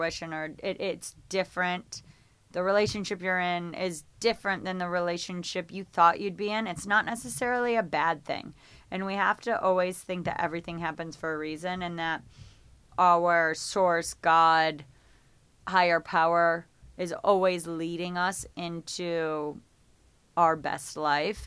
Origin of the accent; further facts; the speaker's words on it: Geneva, New York, United States; moved away as an adult; now in Los Angeles, United States; I thought I would live in my hometown in upstate New York, a little town called Geneva, New York.